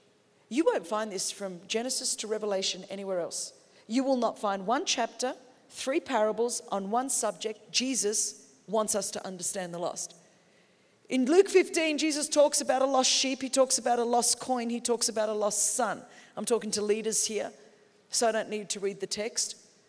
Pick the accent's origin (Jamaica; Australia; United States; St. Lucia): Australia; I'm from Australia. We understand sheep.